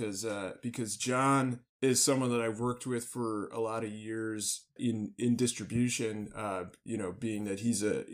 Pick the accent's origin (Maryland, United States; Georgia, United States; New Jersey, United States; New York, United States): New York, United States; the New York area, United States; also born or lived in Bloomington, Indiana; I grew up in the New York area.